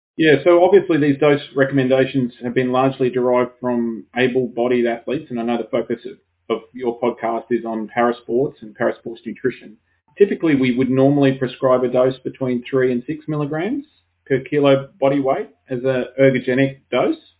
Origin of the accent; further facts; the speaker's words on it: Brisbane, Queensland, Australia; I'm from Brisbane in Queensland